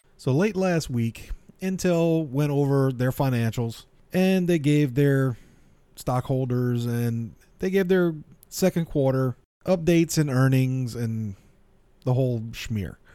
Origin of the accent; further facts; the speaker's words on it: South Louisiana, United States; I'm from South Louisiana.